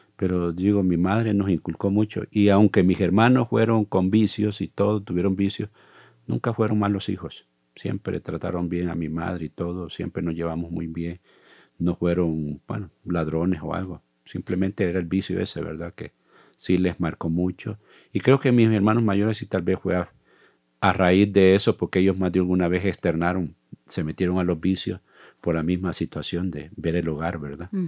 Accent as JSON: {"language": "Spanish", "town": "Zaragoza", "region": "La Libertad", "country": "El Salvador", "tie": "born or raised there", "moved": "as an adult", "lives_now": "Costa Rica", "said": "soy del Salvador. Nací en un pueblo llamado Zaragoza, del Departamento de la Libertad"}